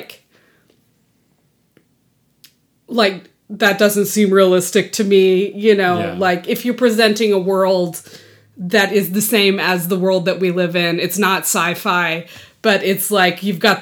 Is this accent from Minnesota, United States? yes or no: no; Texas, United States; I grew up in Texas